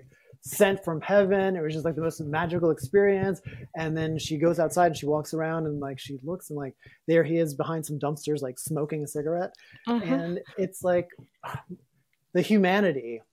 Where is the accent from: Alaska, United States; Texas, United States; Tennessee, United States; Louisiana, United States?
Louisiana, United States; my life growing up in Louisiana was really complicated